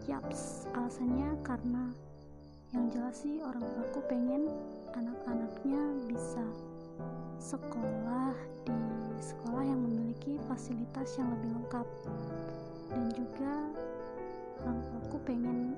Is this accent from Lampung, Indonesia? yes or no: yes; Lampung, Indonesia; Usiaku 18 tahun dan aku dari Lampung Tengah.